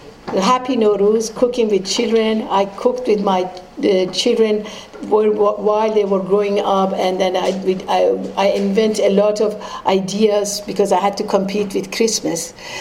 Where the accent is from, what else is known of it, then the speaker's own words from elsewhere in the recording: Tehran, Tehran Province, Iran; moved away as an adult; now in United States; I was born and raised in Iran in an old house in old part of Tehran.